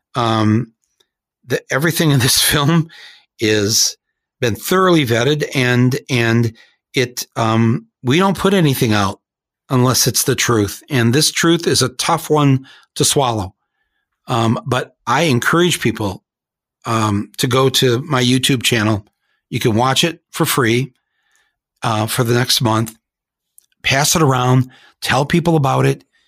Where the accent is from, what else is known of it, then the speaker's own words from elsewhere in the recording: Flint, Michigan, United States; We are of Flint, Michigan, folks